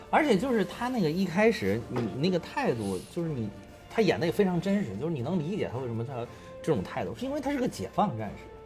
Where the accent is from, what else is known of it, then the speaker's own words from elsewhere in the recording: Beijing, China; also born or lived in Henan; 从小，从小学、初中、高中，一直上大学都在北京了